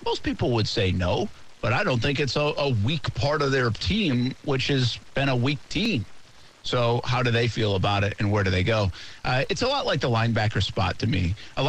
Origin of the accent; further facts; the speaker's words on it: Georgia, United States; I'm from Georgia